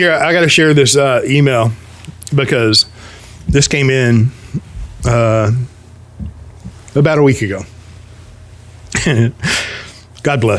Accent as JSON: {"language": "English", "country": "United States", "said": "yes, it's called being an American."}